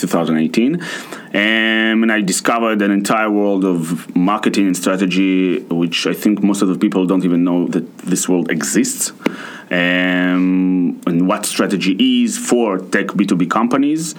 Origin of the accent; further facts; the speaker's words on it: Russia; now in Tel Aviv, Israel; I'm from Russia.